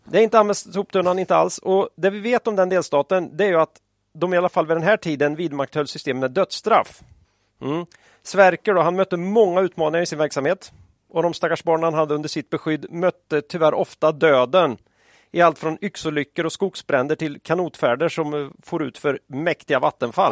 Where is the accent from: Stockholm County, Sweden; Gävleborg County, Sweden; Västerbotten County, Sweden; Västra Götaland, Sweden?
Västra Götaland, Sweden; Västergötland; När jag växte upp i Västergötland på 80-talet